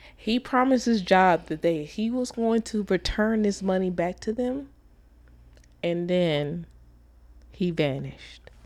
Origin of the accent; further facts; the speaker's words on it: Dallas, Texas, United States; I'm from Dallas